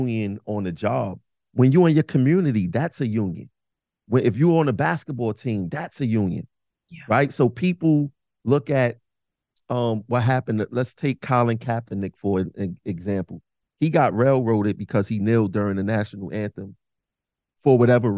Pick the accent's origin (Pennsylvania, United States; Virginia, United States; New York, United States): New York, United States; New York City; I'm from Bed-Stuy, Brooklyn, originally